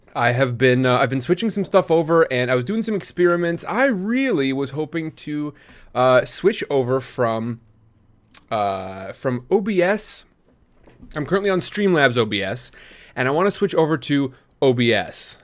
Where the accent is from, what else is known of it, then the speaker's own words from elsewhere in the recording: Midwest, United States; I grew up in the Midwest.